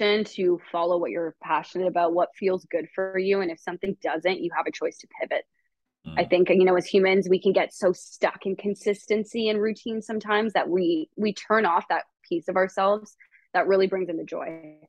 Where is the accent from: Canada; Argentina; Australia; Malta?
Canada; now in California, United States; We're from Canada. I'm now based in the States, in California.